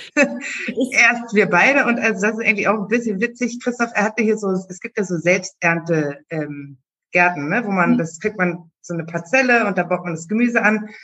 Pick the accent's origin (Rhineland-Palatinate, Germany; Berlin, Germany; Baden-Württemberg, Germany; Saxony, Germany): Berlin, Germany; Ich bin in Berlin geboren